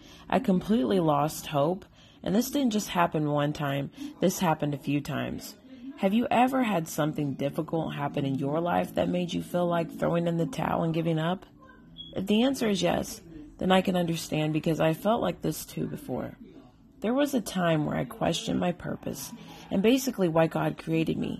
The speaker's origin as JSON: {"language": "English", "region": "Illinois", "country": "United States", "tie": "born or raised there", "moved": "yes", "lives_now": "North Carolina, United States", "said": "I was born in Illinois, and I'm currently living in North Carolina"}